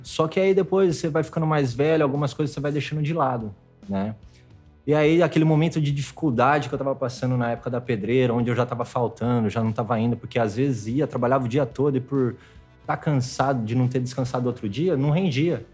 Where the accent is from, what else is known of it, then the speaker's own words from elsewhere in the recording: Itirapina, interior of São Paulo, Brazil; moved away as an adult; also born or lived in Piracicaba; now in Rio de Janeiro, Brazil; Sou do interior né? de São Paulo, bem interior, né? É, antes de vir para o Rio, eu estava morando em Piracicaba, mas eu ainda sou um pouquinho mais